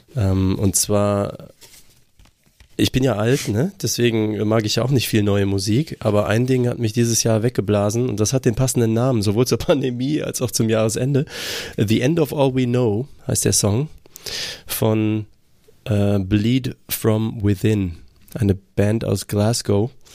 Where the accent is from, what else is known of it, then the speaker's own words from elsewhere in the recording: Germany; Ich bin auch einfach äh, aufgewachsen in Deutschland